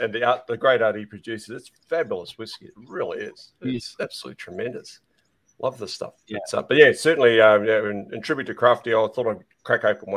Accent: North Island, New Zealand; I'm originally from the North Island, so that's my patch as such.

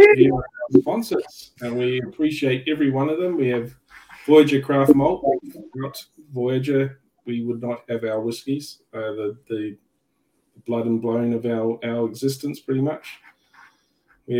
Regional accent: New Zealand; born or raised there; now in Australia

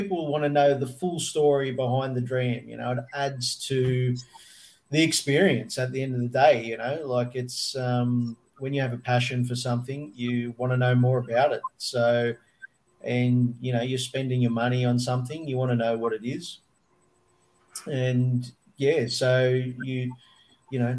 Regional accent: Australia; we imprint our identity as Australians on whatever we

